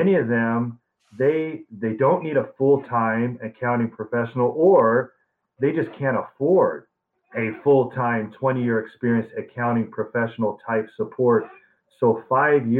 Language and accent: English; Arizona, United States; I grew up in Arizona since I was 3 years old. I'd like to say I'm an Arizona native.